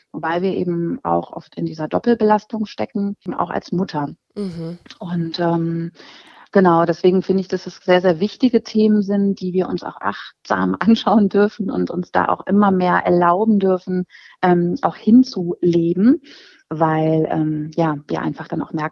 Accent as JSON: {"language": "German", "town": "Hanover", "region": "Lower Saxony", "country": "Germany", "said": "äh, ich komme aus Hannover und ähm, ja, bin 43 Jahre alt"}